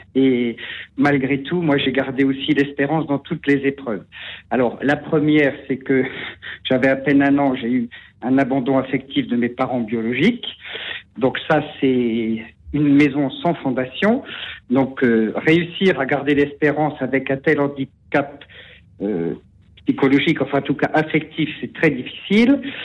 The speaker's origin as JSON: {"language": "French", "area": "Marne", "region": "Grand Est", "country": "France", "said": "c'est un tout petit village dans la Marne, donc je suis originaire de la Marne."}